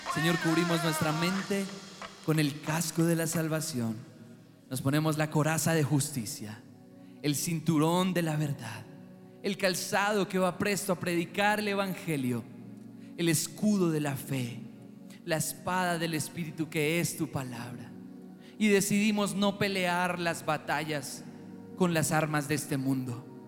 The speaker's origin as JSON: {"language": "Spanish", "country": "Colombia", "said": "nosotros como colombianos somos gente alegre"}